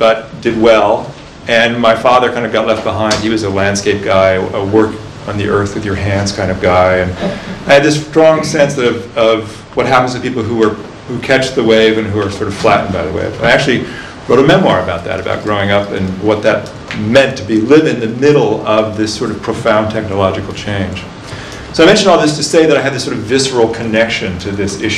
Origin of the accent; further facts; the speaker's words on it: Silicon Valley, California, United States; I grew up in Silicon Valley, in a time when Silicon Valley was still apricot orchards